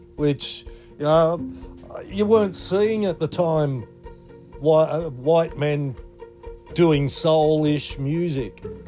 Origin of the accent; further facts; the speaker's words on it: Australia; I'm second generation Aussie with Shetland heritage